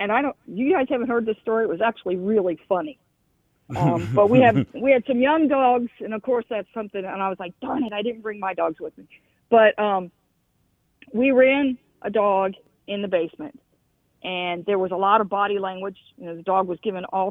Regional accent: Kentucky, United States; I'm from Kentucky

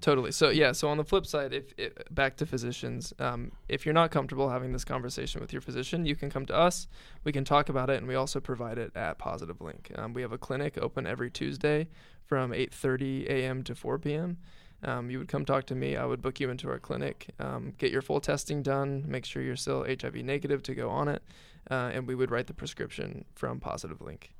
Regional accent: Greencastle, Indiana, United States; where I grew up in Greencastle

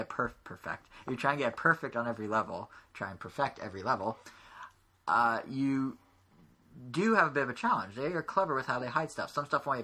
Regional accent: United States; I'm American

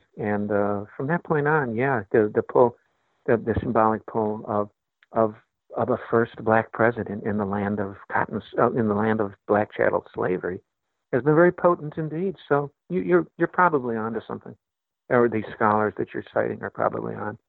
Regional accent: Chicago, Illinois, United States; And I'm from Chicago

